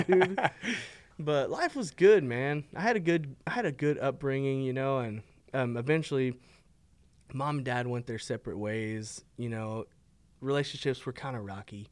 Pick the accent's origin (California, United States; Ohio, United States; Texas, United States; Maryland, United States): Texas, United States; Fort Worth; I grew up right here in, in River Oaks. I was born in Fort Worth. um, lived here all my life